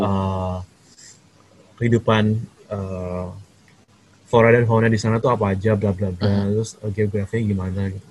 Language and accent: Indonesian; Jakarta, Indonesia; moved away as an adult; also born or lived in Bandung; now in Taiwan; asli dari Jakarta